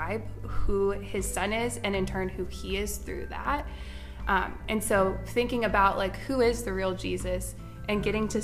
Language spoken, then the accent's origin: English; Richmond, Virginia, United States; I'm from Richmond, Virginia